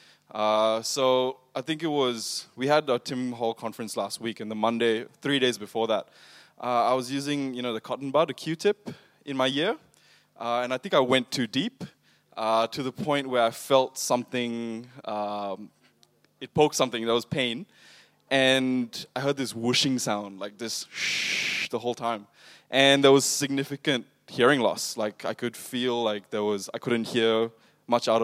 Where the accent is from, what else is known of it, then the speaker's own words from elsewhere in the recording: Singapore; moved away as an adult; also born or lived in India; now in Australia; I was born in India, but I was raised in Singapore